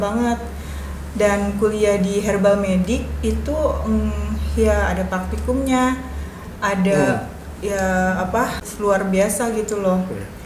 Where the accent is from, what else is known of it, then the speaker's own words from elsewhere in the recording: Ciamis, West Java, Indonesia; moved away as an adult; also born or lived in Yogyakarta; now in Cilegon, Indonesia; lahir di Ciamis, dibesarkan di Ciamis